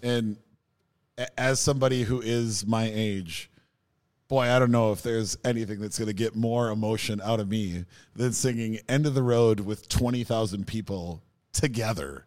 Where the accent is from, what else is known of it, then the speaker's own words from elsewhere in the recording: Minnesota, United States; as a Minnesotan